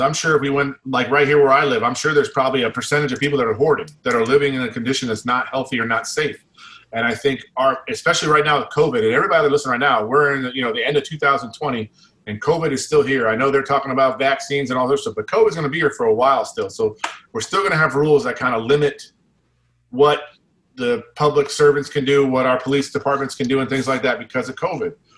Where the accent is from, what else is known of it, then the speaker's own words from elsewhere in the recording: United States; we're American